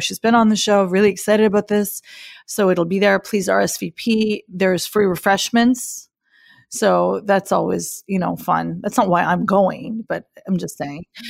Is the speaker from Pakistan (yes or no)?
yes; Pakistan; I'm from Pakistan